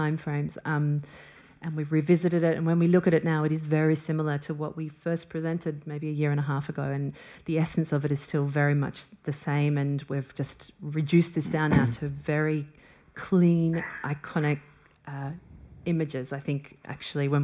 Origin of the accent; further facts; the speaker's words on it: Australia; we're both from Australia